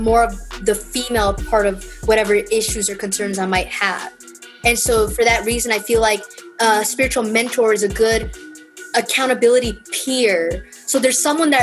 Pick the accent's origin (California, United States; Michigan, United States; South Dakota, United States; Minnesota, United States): California, United States; Los Angeles; born in East LA. I was born in East